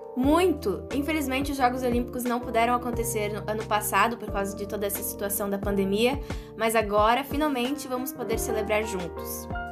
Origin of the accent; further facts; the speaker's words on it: Brazil; Nós somos brasileiros